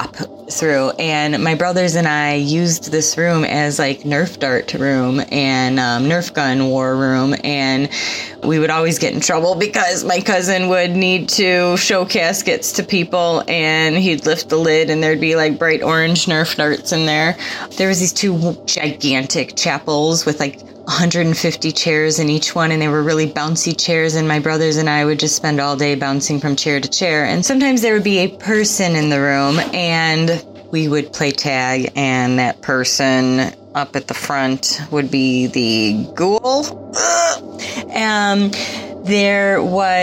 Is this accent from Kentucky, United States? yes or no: no; Chicago, Illinois, United States; I am from Chicagoland